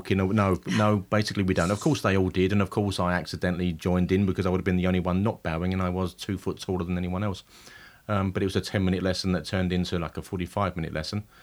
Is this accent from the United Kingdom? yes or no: yes; East of England, United Kingdom; I'm from Essex.